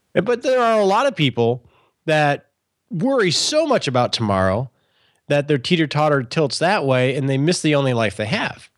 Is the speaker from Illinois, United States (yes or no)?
no; Michigan, United States; I grew up in Michigan